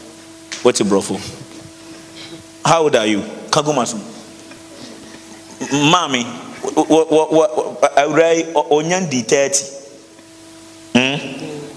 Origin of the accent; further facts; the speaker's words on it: Ghana; now in Accra, Ghana; You saw where I come from. You saw the place. You saw where they keep all the gods, the shrines, the stools, everywhere. In my hometown, you went.